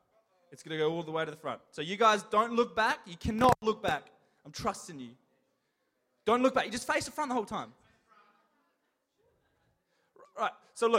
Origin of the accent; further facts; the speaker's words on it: Detroit, Michigan, United States; From Detroit. I'm from Detroit.